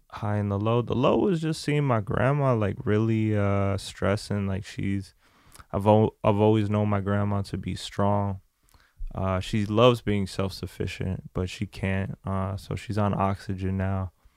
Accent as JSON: {"language": "English", "country": "France", "tie": "born or raised there", "moved": "yes", "said": "I was born in France. I have family in France, so um, I went back to France."}